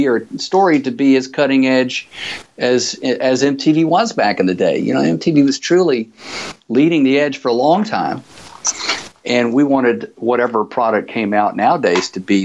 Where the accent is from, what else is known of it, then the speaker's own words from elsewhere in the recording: Birmingham, Alabama, United States; moved away as an adult; also born or lived in New York / Los Angeles; I was from Birmingham, and we traveled every summer to Laguna Beach